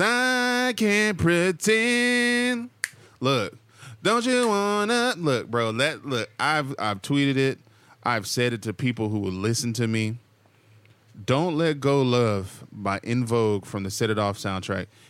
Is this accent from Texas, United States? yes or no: yes; Texas, United States; now in Southern California, United States; I'm also a Texan, though. I grew up in the tornado, in tor-, in the tornado alley